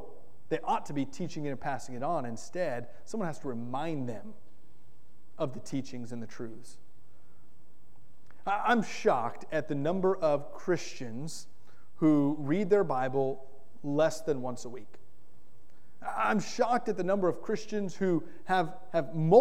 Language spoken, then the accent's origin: English; Florida, United States; Growing up in Florida, we had lime trees in our yard